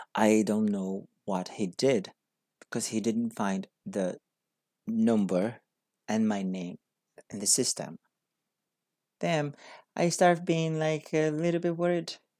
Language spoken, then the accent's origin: English; Brazil; English is a second language; moved away as an adult; I came from Brazil. I'm a Brazilian person living in a different country to learn English.